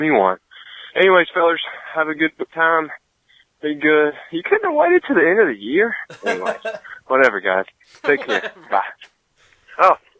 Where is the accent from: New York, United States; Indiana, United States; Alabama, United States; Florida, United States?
Alabama, United States; I'm from Alabama.